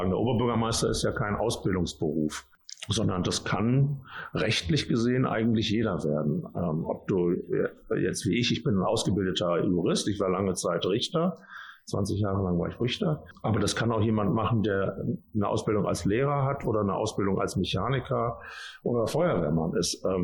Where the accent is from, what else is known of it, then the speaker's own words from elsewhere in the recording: Hilden, North Rhine-Westphalia, Germany; also born or lived in Düsseldorf; Düsseldorf geboren und dann haben wir in Hilden und in Hahn gewohnt also meine Familie und ich.